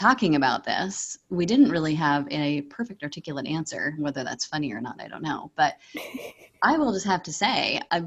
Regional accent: Pacific Northwest, United States; I'm from the Pacific Northwest

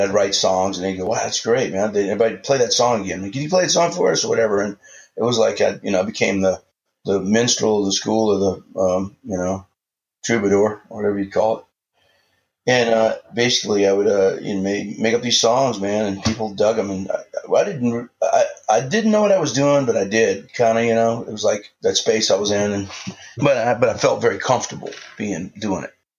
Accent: New Orleans, Louisiana, United States; I grew up in New Orleans

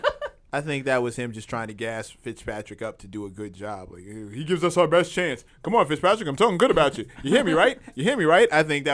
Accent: New York, United States; as a New Yorker, as a lifelong New Yorker and a New York fan

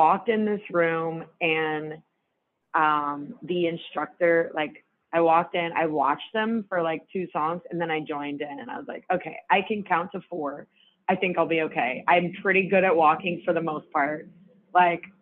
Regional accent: New Orleans, Louisiana, United States; I'm from New Orleans

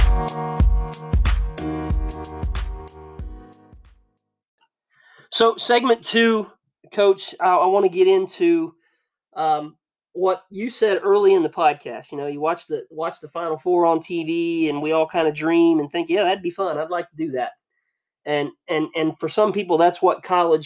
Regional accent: Alger, Ohio, United States; I grew up in Alger, and I went to school at Northern, and my first coaching job was at Ada

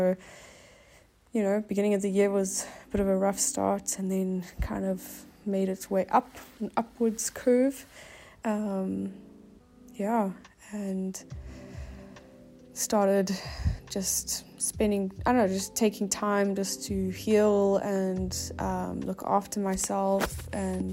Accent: Cape Town, Western Cape, South Africa; I am from Cape Town.

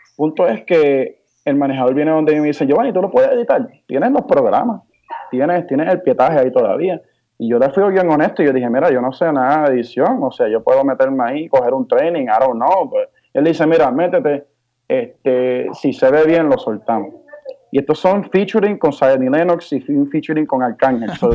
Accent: Bayamón, Puerto Rico; also born or lived in Hawaii / Humacao; vine con mi madre a Puerto Rico y comencé a criarme, o sea, mi crianza fue en Puerto Rico.

